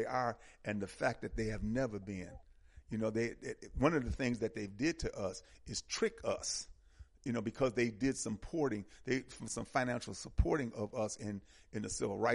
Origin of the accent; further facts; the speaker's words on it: Milwaukee, Wisconsin, United States; moved away as an adult; now in Atlanta, United States; I'm from Milwaukee